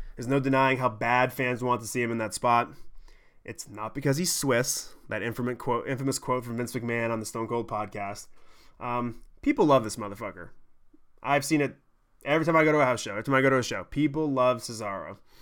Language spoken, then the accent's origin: English; Smithfield, Maine, United States; where I grew up in Smithfield, we had the early cable setup